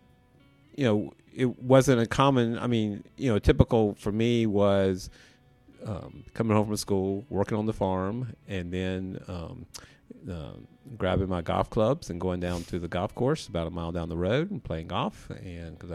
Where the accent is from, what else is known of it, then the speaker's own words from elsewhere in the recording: Columbia, South Carolina, United States; also born or lived in York County, South Carolina; I grew up on a dairy farm outside of Columbia, South Carolina, between Columbia and Sumter